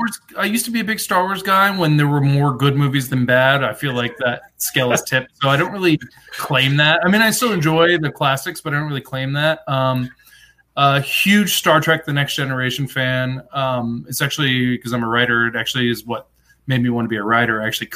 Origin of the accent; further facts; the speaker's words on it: Atlanta, Georgia, United States; also born or lived in Lawrenceburg; I grew up in Atlanta for the most part. We moved to this small town in Tennessee called Lawrenceburg. Very small rural town.